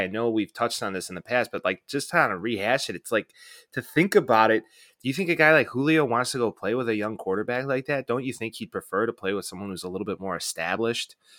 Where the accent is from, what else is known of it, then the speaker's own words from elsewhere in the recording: Chicago, Illinois, United States; growing up in Chicago